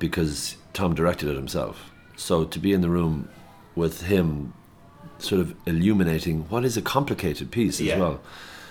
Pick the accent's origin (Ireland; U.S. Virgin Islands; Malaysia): Ireland; Loughrea, Connacht; also born or lived in Tuam; I'm from Loughrea, County Galway, and I went to school for 6 years in St. Charlotte's College in Tuam College